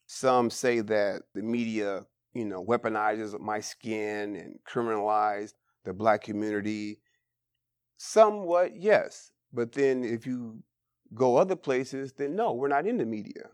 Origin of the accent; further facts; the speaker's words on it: Bay Area, California, United States; born and raised in the Bay Area